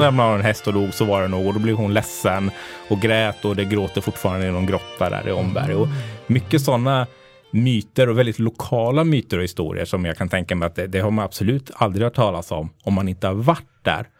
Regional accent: Linköping, Östergötland, Sweden; Jag är uppväxt i, i Linköping

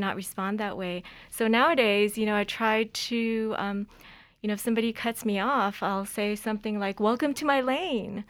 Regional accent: Los Angeles, California, United States; I grew up in California, I learned to drive in the streets of L

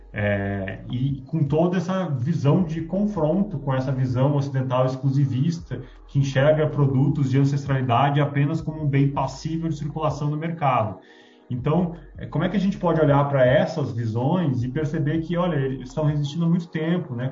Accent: Rio Grande do Sul, Brazil; moved away; Rio Grande do Sul, de onde eu vim

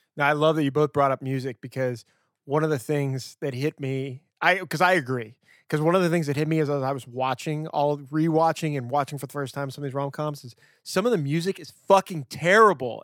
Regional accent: Louisiana, United States; I'm from Louisiana

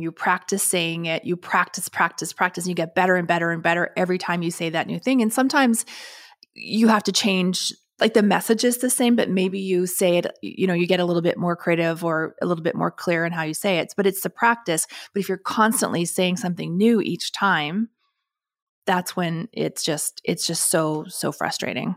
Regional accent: Canada; being Canadian

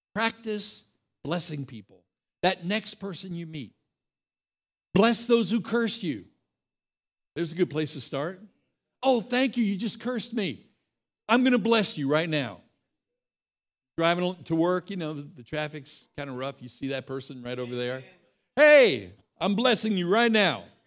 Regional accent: Texas, United States; I'm from the Republic of Texas

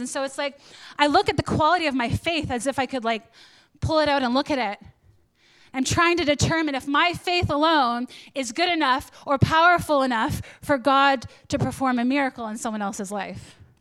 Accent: Canada; I'm Canadian

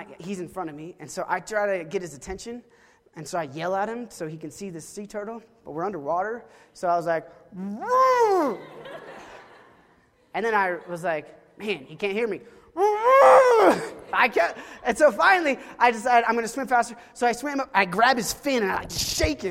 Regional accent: Oklahoma, United States; I grew up in Oklahoma

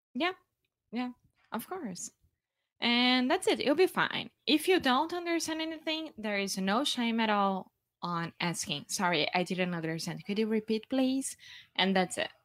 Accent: Rio de Janeiro, Brazil; English is a second language; moved away; I'm from Brazil. Yeah, from Rio

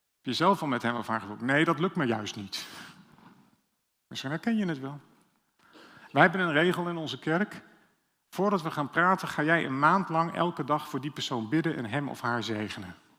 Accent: Amsterdam, North Holland, Netherlands; Dat zeg ik zelfs als Amsterdammer

